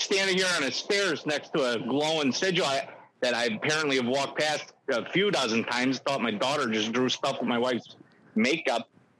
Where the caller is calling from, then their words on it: Sandwich, Illinois, United States; Sorry about that. Yeah, no, yeah, Sandwich, Illinois.